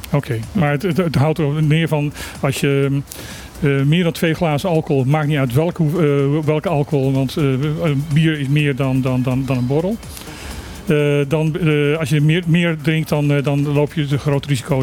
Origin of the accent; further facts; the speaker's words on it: Netherlands; als Nederlander